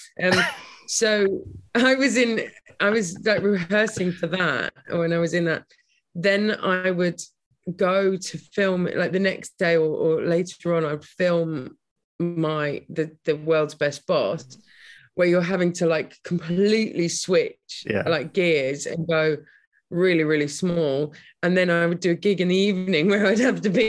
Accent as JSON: {"language": "English", "town": "Brighton", "region": "South East England", "country": "United Kingdom", "tie": "born or raised there", "said": "I live in Brighton. I grew up in Brighton"}